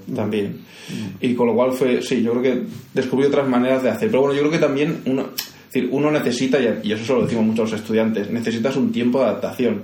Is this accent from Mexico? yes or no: no; Castelldefels, Catalonia, Spain; accent: Andalusian; first language Spanish; now in Vilanova i la Geltrú, Spain; Castelldefels que el Castel de los años 70 y 80, ¿no? que es el que yo recuerdo de mi infancia